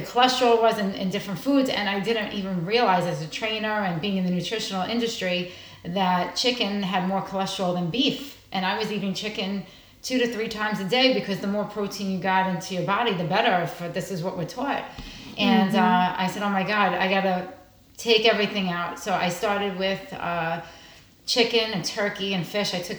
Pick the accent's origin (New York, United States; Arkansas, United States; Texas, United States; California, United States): New York, United States; moved away as an adult; now in New Jersey, United States; I'm originally from New York. I moved here about 10 years ago. So I'm New Jersey resident today